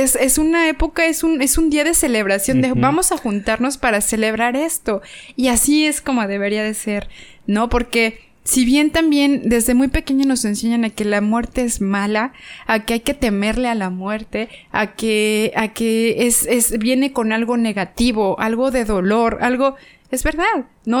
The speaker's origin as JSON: {"language": "Spanish", "country": "Mexico", "said": "aquí en mi país"}